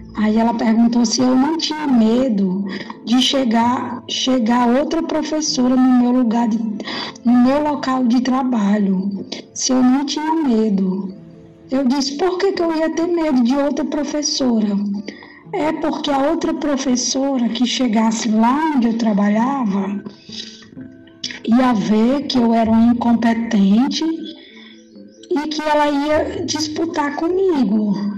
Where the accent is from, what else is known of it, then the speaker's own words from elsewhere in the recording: Jaguaruana, Ceará, Brazil; moved away as an adult; now in Fortaleza, Brazil; Eu nasci em Jaguaruana há 40 anos atrás. Sou filha de lá, de Jaguaruana. Vim para Fortaleza